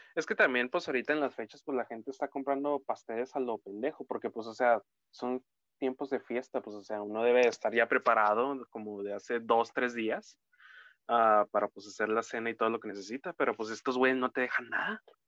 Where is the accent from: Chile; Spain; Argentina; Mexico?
Mexico; somos mexicanos